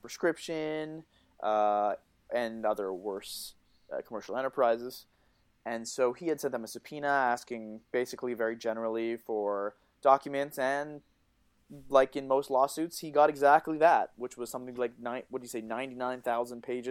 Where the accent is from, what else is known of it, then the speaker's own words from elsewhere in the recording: Canada; I'm Canadian